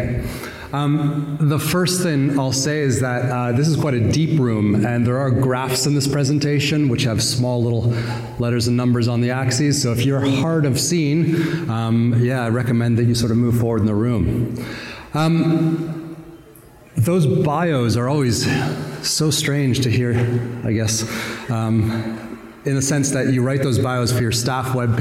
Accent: Southern Ontario, Canada; accent: Southern Ontario; now in New Zealand; I am from Canada originally. Obviously, I was introduced as being from New Zealand. That's where I traveled from. I arrived yesterday morning. You can tell by the accent, though, it's definitely not a Kiwi accent. It's not nearly as charming as Mark Robertson's accent. Just a plain old Southern Ontario accent.

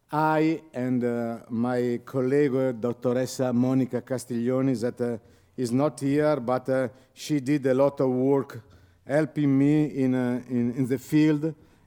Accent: Italy; English is a second language

